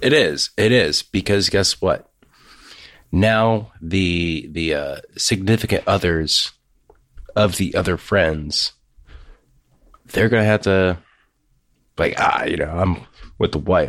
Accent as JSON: {"language": "English", "region": "Ohio", "country": "United States", "said": "I'm from Ohio"}